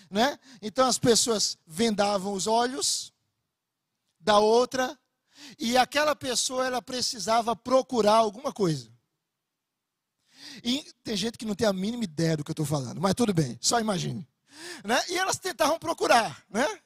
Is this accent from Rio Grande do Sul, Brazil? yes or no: no; Bahia, Brazil; moved away; eu sou baiano. Talvez não pareça, mas eu sou baiano.